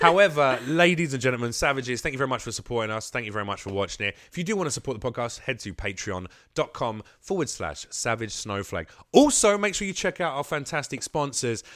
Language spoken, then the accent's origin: English; England, United Kingdom; moved away as an adult; now in United States; I'm from England. But motherfucker, I moved here three years ago and I do stand up